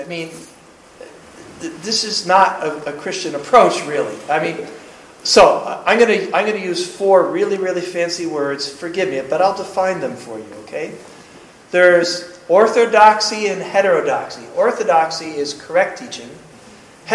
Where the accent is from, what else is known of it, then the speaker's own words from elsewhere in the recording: United States; I'm American